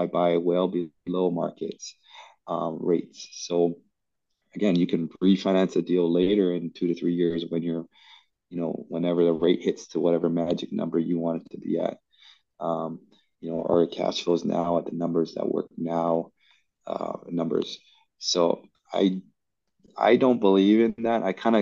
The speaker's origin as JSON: {"language": "English", "region": "Hawaii", "country": "United States", "tie": "born or raised there", "said": "I come from Hawaii"}